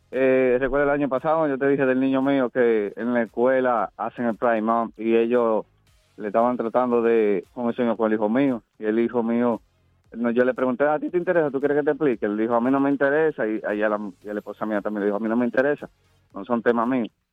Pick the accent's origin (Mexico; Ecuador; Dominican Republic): Dominican Republic; moved away; nosotros como dominicanos